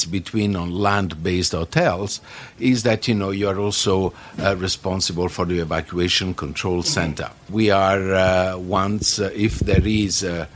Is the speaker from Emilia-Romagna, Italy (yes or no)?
no; Naples, Campania, Italy; moved away; I'm from Naples in Italy, and I am a hotel director